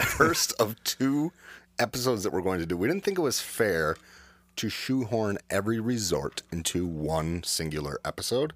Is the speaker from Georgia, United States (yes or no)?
no; the Adirondacks, New York, United States; I grew up in the Adirondacks. I grew up about two hours, eh, More like ninety minutes north of Saratoga Springs.